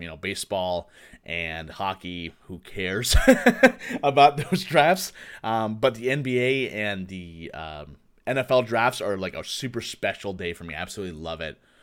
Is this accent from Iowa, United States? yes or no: yes; Waukee, Iowa, United States; moved away as an adult; also born or lived in Tucson, Arizona / Texas / Virginia / Massachusetts; now in Minneapolis, United States; I'm originally from Iowa, Waukee, Iowa